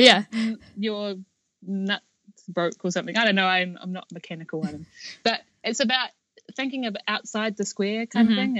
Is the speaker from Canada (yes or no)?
no; New Zealand; moved away as an adult; now in Los Angeles, United States; I'm from New Zealand